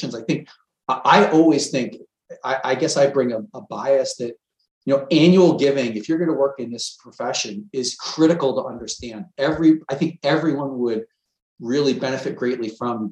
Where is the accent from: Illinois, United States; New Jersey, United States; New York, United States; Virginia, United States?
New York, United States; Long Island; I grew up on Long Island.